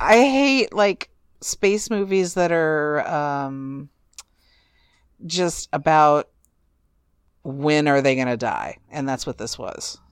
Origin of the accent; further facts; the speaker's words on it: California, United States; I'm a Californian myself